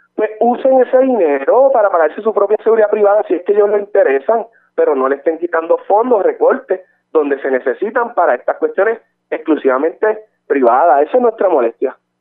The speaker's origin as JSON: {"language": "Spanish", "town": "Barranquitas", "country": "Puerto Rico", "said": "yo soy de Barranquita y en el distrito de Barranquita"}